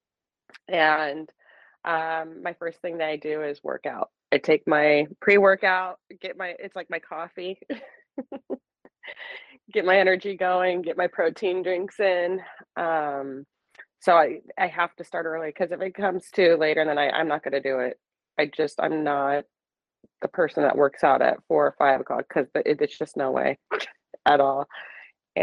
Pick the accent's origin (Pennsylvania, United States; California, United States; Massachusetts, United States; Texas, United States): California, United States; Bay Point; now in Brentwood, United States; I grew up in West Pittsburgh, which they changed the name of the city because it was so bad